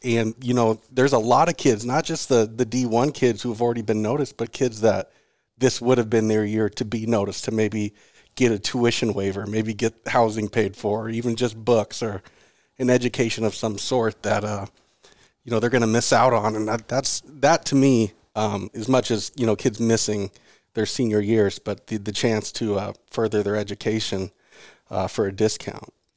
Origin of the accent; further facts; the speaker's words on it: Seattle, Washington, United States; I grew up in Seattle